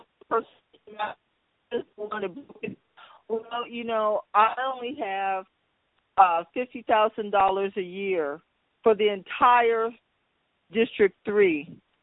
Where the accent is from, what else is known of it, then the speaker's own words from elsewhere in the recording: Fresno, California, United States; I was born in Fresno and raised here mostly